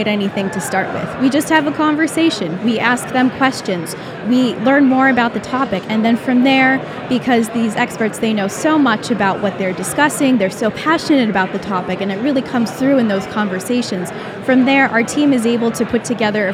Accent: Michigan, United States; moved away as an adult; also born or lived in Boston, Massachusetts; I was born and raised in Michigan, went to university in Michigan

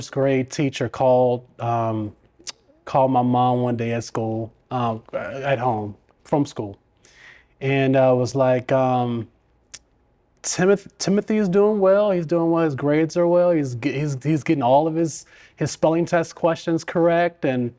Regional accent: Los Angeles, California, United States; born there; now in Richmond, United States; I was born in Los Angeles. My mother and father both went to college out in Los Angeles. They did not want to raise a family in Los Angeles.

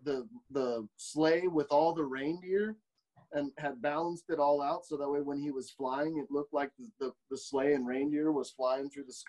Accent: United States; I love to say I'm an American

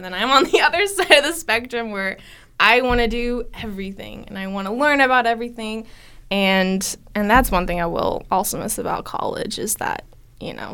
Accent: Stillwater, Oklahoma, United States; I was born and raised here in Stillwater

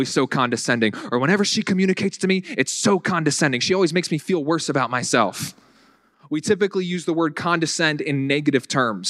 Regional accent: the South, United States; accent: Southern; now in Buffalo, United States; when I first moved up here, I tried getting rid of my Southern accent to the best of my abilities because I didn't want people to be thinking, that guy's not from around here.

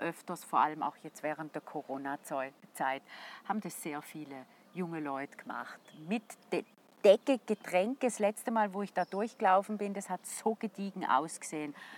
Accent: St. Gallen, Switzerland; als St. Galler

